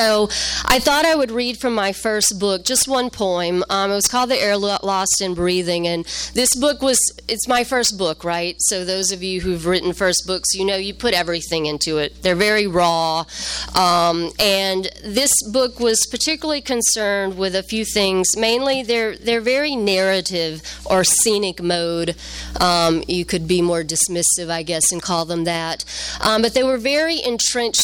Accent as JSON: {"language": "English", "region": "the South", "country": "United States", "tie": "born or raised there", "also_born_or_lived": "Louisiana / Arkansas", "moved": "yes", "lives_now": "Chicago, United States", "said": "I'm from the South. I'm from a very small town in the South"}